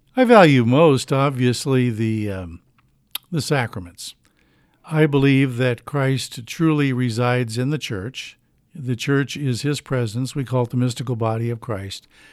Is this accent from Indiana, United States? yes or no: yes; Beech Grove, Indiana, United States; I grew up in Beech Grove.